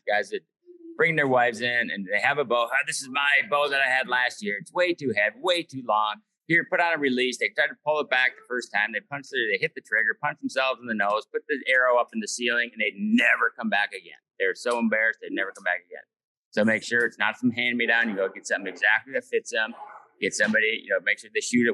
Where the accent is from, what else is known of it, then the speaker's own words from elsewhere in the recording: Minnesota, United States; when we're from Minnesota, so like all our family and everything's from Minnesota.